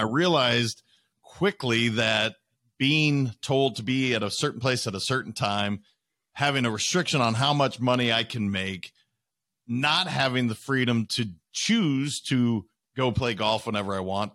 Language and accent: English; Montana, United States; also born or lived in Wisconsin / Idaho; I had lived in Montana the majority of my life. I'd lived in Idaho and, and I was born in Wisconsin, but the majority of my life was in Montana